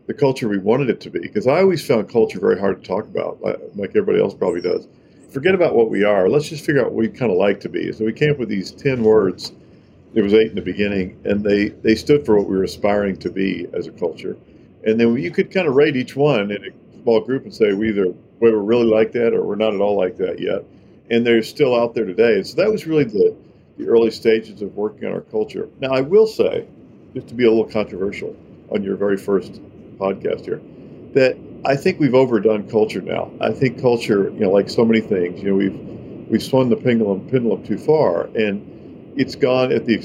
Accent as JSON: {"language": "English", "region": "Kentucky", "country": "United States", "tie": "born or raised there", "moved": "yes", "said": "I grew up in Kentucky"}